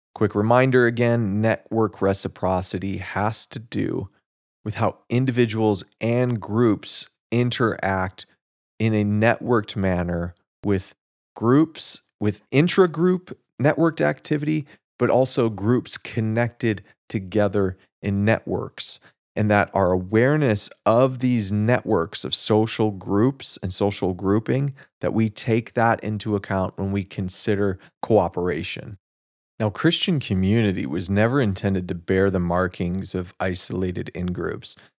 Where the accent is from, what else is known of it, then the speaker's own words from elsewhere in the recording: United States; as Americans